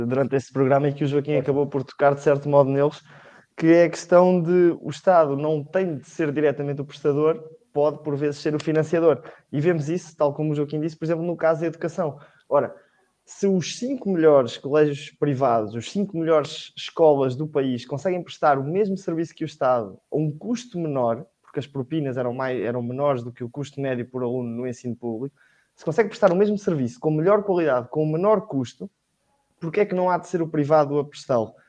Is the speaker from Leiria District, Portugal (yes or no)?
yes; Leiria, Leiria District, Portugal; tenho 18 anos, estou, sou de Leiria